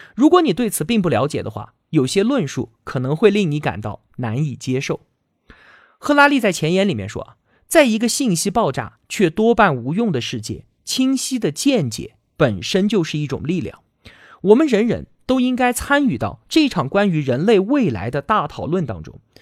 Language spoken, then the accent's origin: Chinese; China; 我们中国人